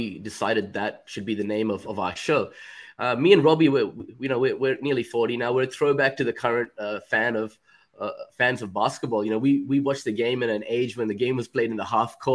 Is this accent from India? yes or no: yes; India; now in Australia; I'm Indian, so cricket came from my mom's side